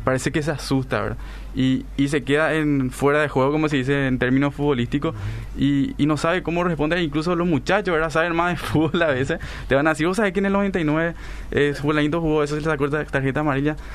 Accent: Paraguay; Nosotros somos paraguayos

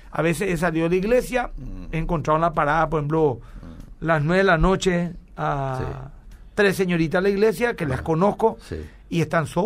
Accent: Capiatá, Central, Paraguay; estamos, somos de Capiatá y nos queda un poco lejos

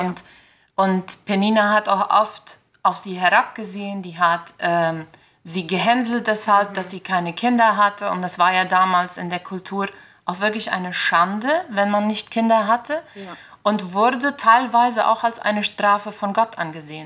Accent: Filadelfia, Boquerón, Paraguay; Ich komme hier aus Philadelphia

